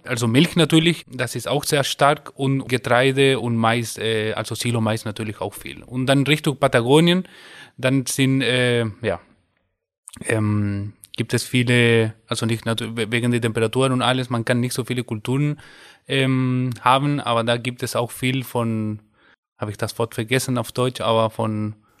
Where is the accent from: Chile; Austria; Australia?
Chile; first language Spanish; German is a second language; moved away as an adult; now in Germany; ich komme aus Chile